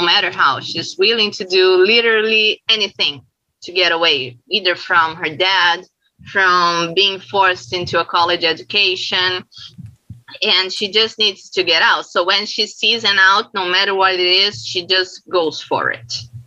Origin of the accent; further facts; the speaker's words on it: Brazil; I'm from Brazil